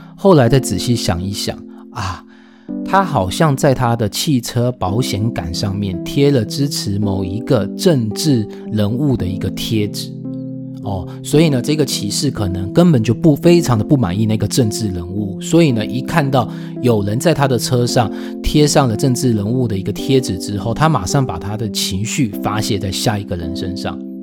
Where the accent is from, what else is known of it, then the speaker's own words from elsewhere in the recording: Taiwan; 我是台湾人，我不是当地人